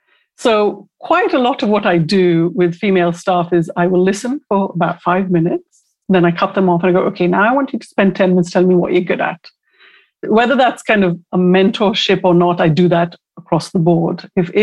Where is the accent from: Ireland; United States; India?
India; When I was growing up in India, I had a friend whose older brother I absolutely crushed on.